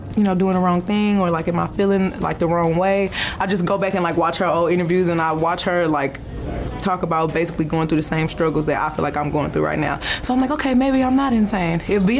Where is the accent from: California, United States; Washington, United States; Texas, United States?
Texas, United States; Houston; I'm from Houston, she's from Houston.